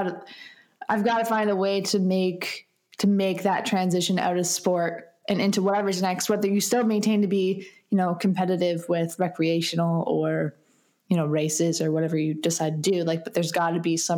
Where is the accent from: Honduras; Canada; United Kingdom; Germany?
Canada; Ontario; I moved home and, of course, broke 23 living in my parents' basement